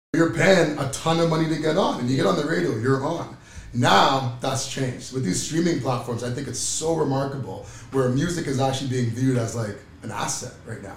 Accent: Oakville, Ontario, Canada; growing up in Oakville, a bunch of guys from Oakville

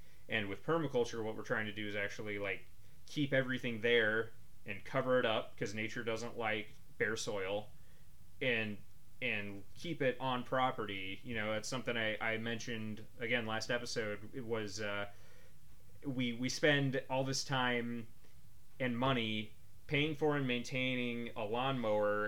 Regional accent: Kansas, United States; I'm from Kansas

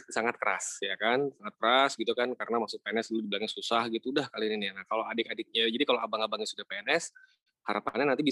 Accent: Jakarta, Indonesia; born there; also born or lived in Palu, Indonesia; Iya, jadi uh, gue KTP memang lahir di Jakarta.

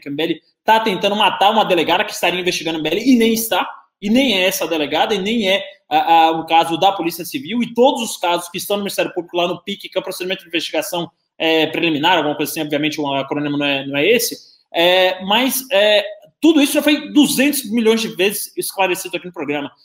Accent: Bahia, Brazil; now in São Paulo, Brazil; eu não nasci aqui em São Paulo, nasci na Bahia

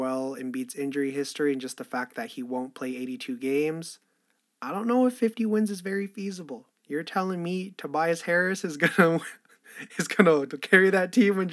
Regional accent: Canada; I'm Canadian

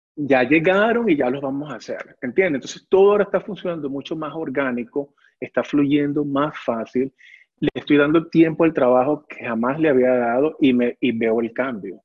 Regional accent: Caracas, Capital District, Venezuela; moved away as an adult; yo tenía 20 años cuando me vine acá

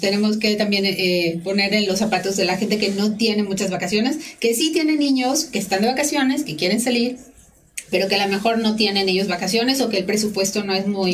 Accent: Mexico

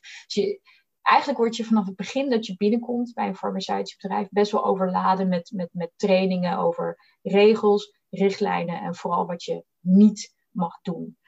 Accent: Bollenstreek, South Holland, Netherlands; moved away as an adult; now in Amsterdam, Netherlands; ik kom uit de Boddenstreek. heel erg Hollands opgegroeid tussen de tulpenvelden

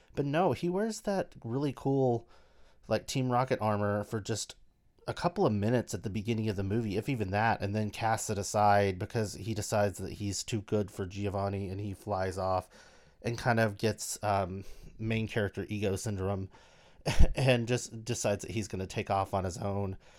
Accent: United States; we lived in rural America

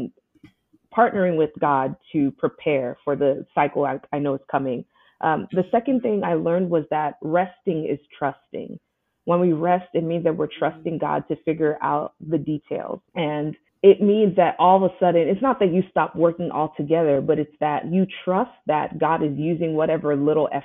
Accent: Houston, Texas, United States; moved away as an adult; also born or lived in upstate New York; I moved from upstate New York back to my hometown, Houston

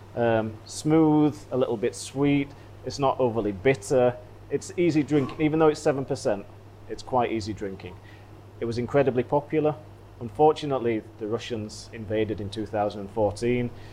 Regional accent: United Kingdom; I'm British

